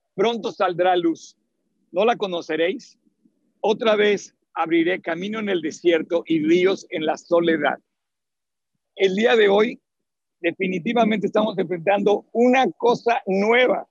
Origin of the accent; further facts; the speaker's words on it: Mexico; soy mexicano